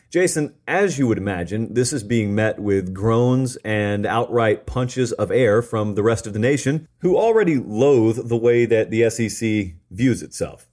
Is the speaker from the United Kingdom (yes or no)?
no; the South, United States; I grew up in the South.